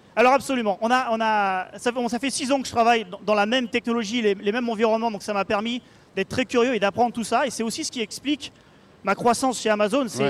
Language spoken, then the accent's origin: French; Paris, Île-de-France, France; à Paris, là où là d'où je viens